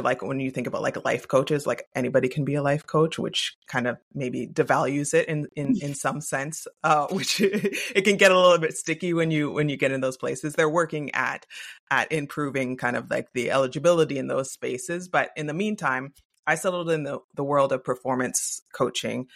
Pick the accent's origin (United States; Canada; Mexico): Canada; I am Canadian.